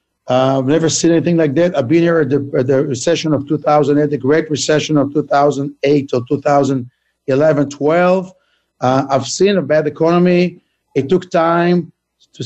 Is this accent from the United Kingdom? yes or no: no; Israel; moved away as an adult; now in United States; I'm originally from Israel